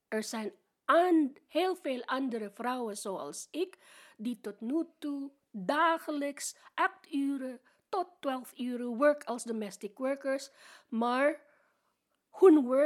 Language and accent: Dutch; Philippines; Dutch is a second language; now in Netherlands; Ik kom uit de Filipijnen. Ik ben een oude domestic worker. Ik ben al 67.